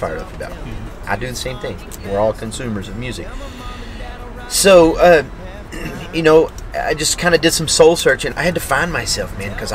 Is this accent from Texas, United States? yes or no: yes; Maypearl, Texas, United States; I grew up in Maypearl, Texas, and it's a really, really, really small town